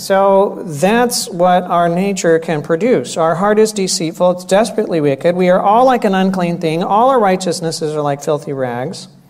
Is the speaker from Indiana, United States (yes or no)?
no; Florida, United States; I grew up in Florida.